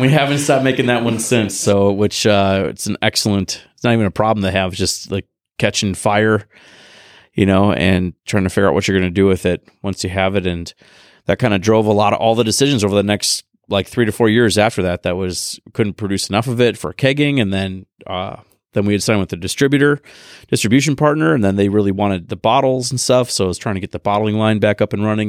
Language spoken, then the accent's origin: English; Appleton, Wisconsin, United States; also born or lived in Billings, Montana; now in Madison, United States; I grew up in Appleton, so didn't move back to Madison, moved to Madison.